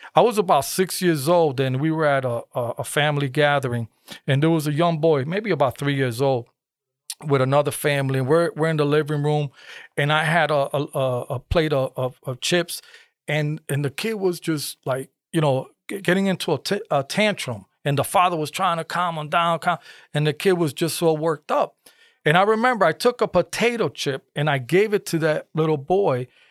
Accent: Bridgeport, Connecticut, United States; born and raised in Bridgeport

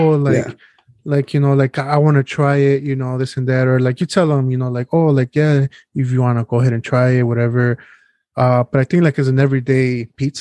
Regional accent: Chicago, Illinois, United States; I'm from Chicago

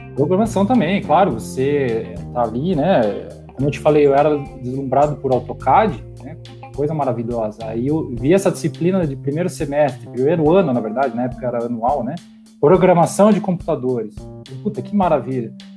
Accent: Curitiba, Paraná, Brazil; eu sou natural de Curitiba, eu tenho a minha vida inteira aqui em Curitiba

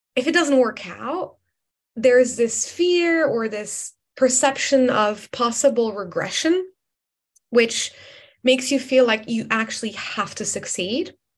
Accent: Morocco; now in London, United Kingdom; I am originally from Morocco, but I've spent the last 12 years um, based in London

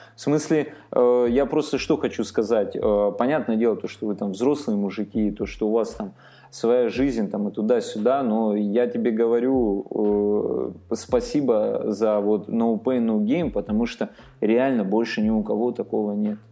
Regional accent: Armenia; сам армянин

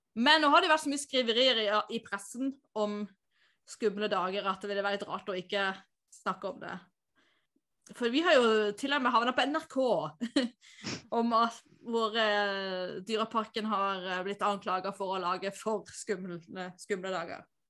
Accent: Tveit, Agder, Norway; der jeg er fra

